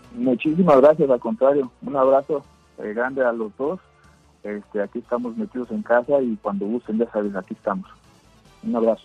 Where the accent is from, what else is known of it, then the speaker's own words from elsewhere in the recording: Mexico; nuestro país es muy grande y somos muchísimos mexicanos